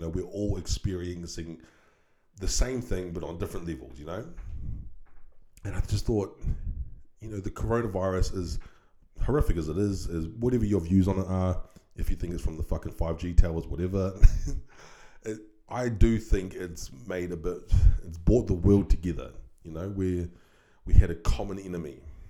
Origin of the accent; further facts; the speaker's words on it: New Zealand; now in Australia; we are not America in my home country of New Zealand